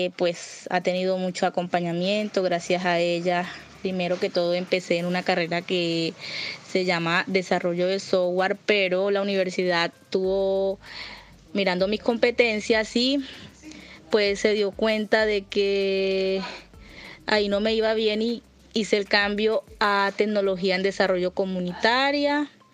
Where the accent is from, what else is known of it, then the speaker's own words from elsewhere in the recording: Caucasia, Antioquia, Colombia; soy del municipio de Caucasia, Antioquia